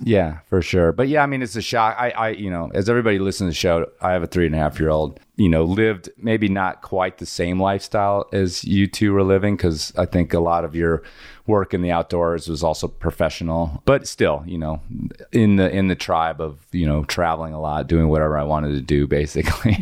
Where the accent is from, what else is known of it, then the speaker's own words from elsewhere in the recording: Midwest, United States; moved away; also born or lived in Colorado; I grew up in the Midwest as well